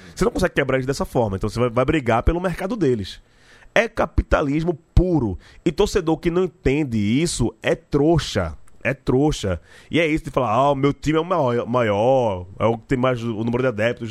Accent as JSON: {"language": "Portuguese", "region": "Northeast Region", "country": "Brazil", "said": "a gente é nordestino"}